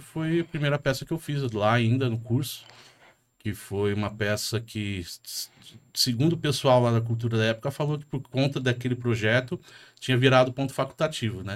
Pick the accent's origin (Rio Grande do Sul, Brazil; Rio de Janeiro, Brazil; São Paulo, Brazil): São Paulo, Brazil; Jandira; moved away as an adult; now in São Paulo, Brazil; Eu também sou de periferia, eu cresci em Jandira, Itapevi, ali naquele meio, na década de 90